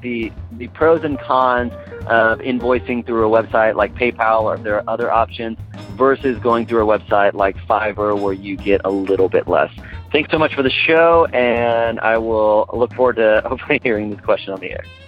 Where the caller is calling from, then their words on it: Austin, Texas, United States; I'm calling from Austin, Texas